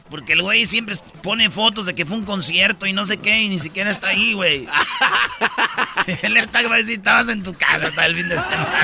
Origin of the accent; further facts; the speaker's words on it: Jiquilpan, Michoacán, Mexico; allá en mi pueblo, en Jiquilpan, Michoacán